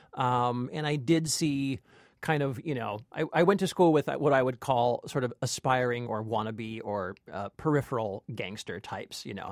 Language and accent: English; Long Beach, California, United States; I grew up in Long Beach, which is, uh, a ways away from, from Compton